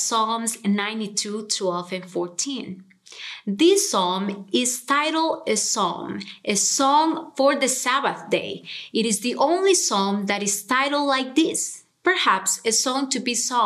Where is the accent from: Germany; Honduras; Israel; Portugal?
Honduras; moved away as an adult; now in Cincinnati, United States; I am originally from Honduras and I moved to Cincinnati almost 10 years ago